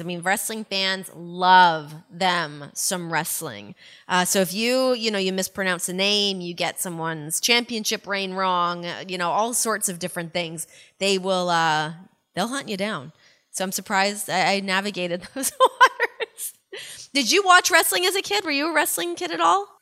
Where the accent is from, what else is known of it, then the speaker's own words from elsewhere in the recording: Canada; growing up in Canada